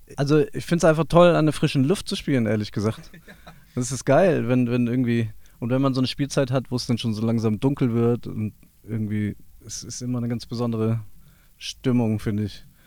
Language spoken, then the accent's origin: German; near Wiesbaden, Hesse, Germany; wir sind in der Nähe von Wiesbaden aufgewachsen